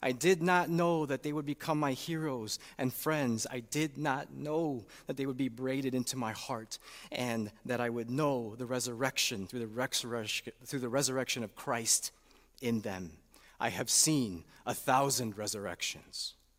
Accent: Chicago, Illinois, United States; moved away as an adult; also born or lived in Saint Louis; to come to Chicago back in two thousand seventeen. Little did we know that there were other reasons for the call beyond doing church ministry in my hometown

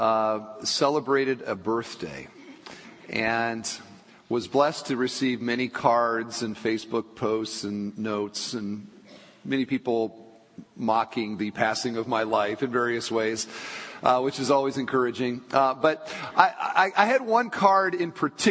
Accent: Michigan, United States; I was born in Michigan.

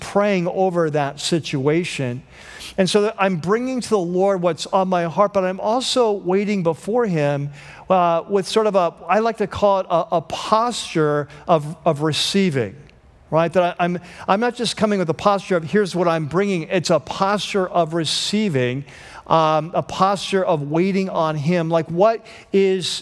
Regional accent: United States; as American Christians

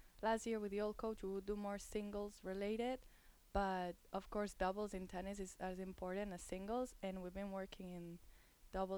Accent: Barcelona, Catalonia, Spain; English is a second language; moved away as an adult; now in United States; So, I'm from Barcelona, Spain

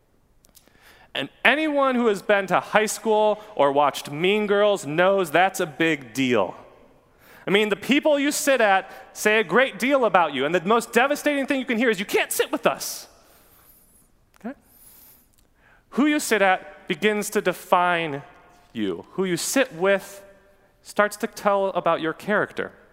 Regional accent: Newburg, United States; a place called the Newburg Bakery. That's my hometown.

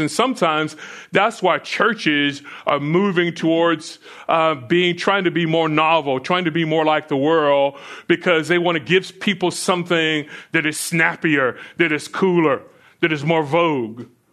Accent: Florida, United States; as a kid growing up in Florida

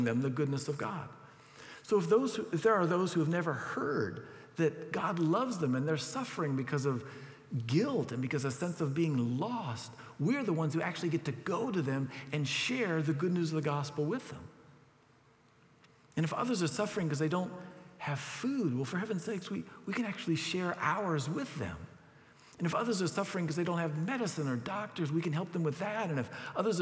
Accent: United States; as an American

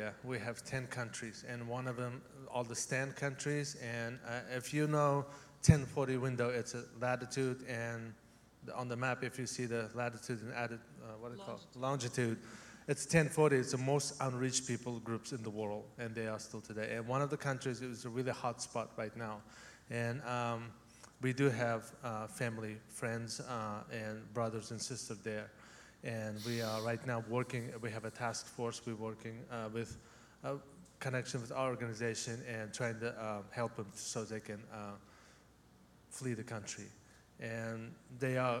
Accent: Kyrgyzstan; English is a second language; moved away; I'm from Central Asia. I was born in the country of Kyrgyzstan, but I'm Uzbek.

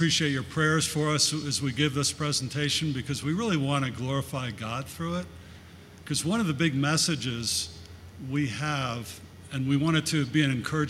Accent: Connecticut, United States; moved away as an adult; also born or lived in Australia; I was born in Connecticut, had two older sisters

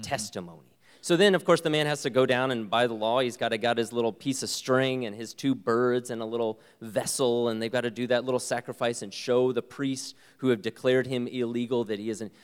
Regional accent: United States; I am so privileged to be an American

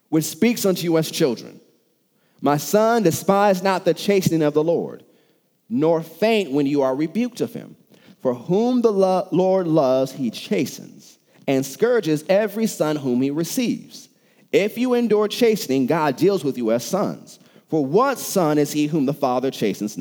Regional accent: United States; I'm from America.

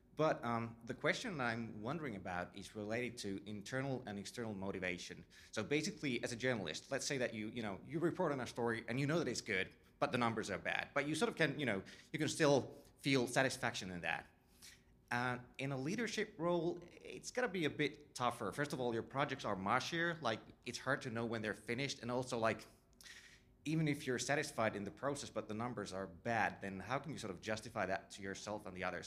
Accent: Finland; I come from Finland

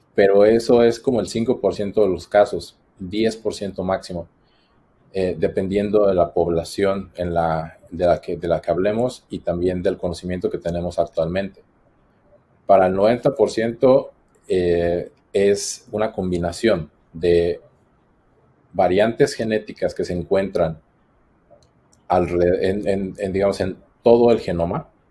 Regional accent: Morelia, Michoacán, Mexico; moved away as an adult; also born or lived in Queensland, Australia / Boston, United States; now in Australia; Soy mexicano de Morelia, Michoacán

